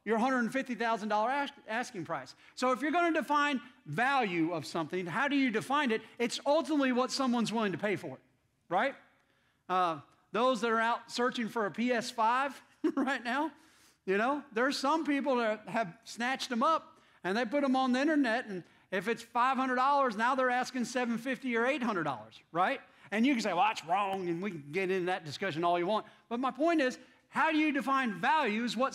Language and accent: English; Indiana, United States; moved away; I'm from Indiana, and I love my Indiana Hoosiers basketball team.